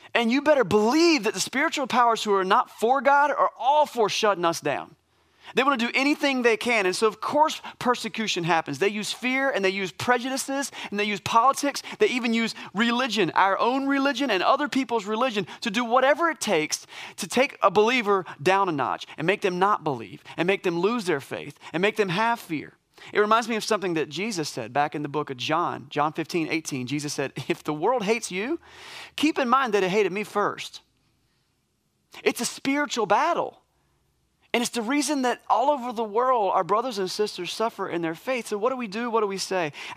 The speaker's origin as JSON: {"language": "English", "country": "United States", "said": "As American Christians"}